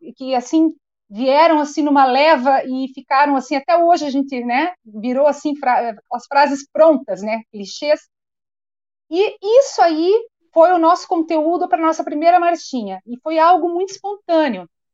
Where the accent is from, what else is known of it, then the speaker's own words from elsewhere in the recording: Curitiba, Paraná, Brazil; nasci em Curitiba, sempre morei aqui em Curitiba